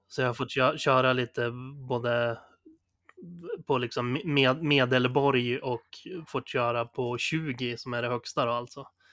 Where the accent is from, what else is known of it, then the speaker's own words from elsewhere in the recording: Sundsvall, Västernorrland County, Sweden; moved away; de rundorna jag är van att gå hemma i Sundsvall